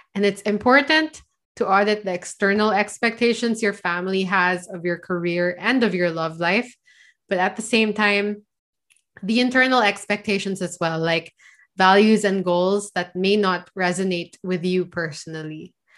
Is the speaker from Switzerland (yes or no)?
no; Philippines; I'm from the Philippines.